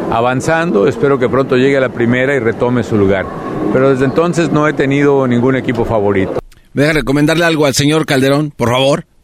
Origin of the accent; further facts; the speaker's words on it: Morelia, Michoacán, Mexico; mi propia tierra natal, que es Morelia, el Morelia en México.